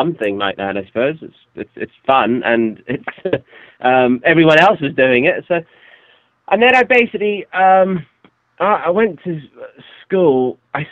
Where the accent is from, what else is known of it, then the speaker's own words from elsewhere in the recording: Scotland, United Kingdom; my father was a songwriter, and where I was born in Scotland